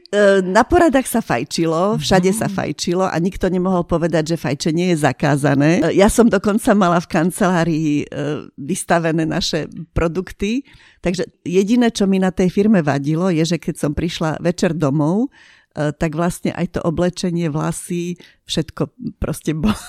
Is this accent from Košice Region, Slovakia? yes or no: yes; Košice, Košice Region, Slovakia; moved away; ja som e, polovicu života prežila v Košiciach, som rodená Košičanka